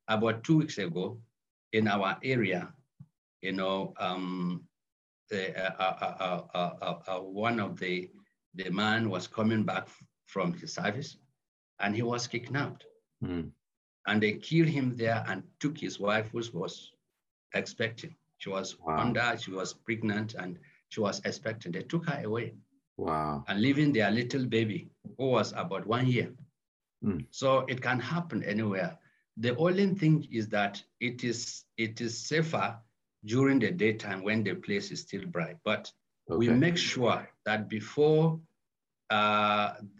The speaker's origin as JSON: {"language": "English", "region": "Kaduna State", "country": "Nigeria", "tie": "born or raised there", "said": "That is in Kaduna State, where I come from"}